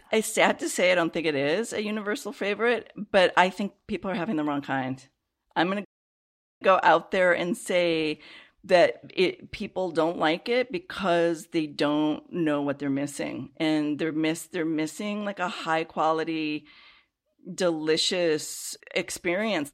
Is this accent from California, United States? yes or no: no; Chicago, Illinois, United States; I grew up in the Chicago area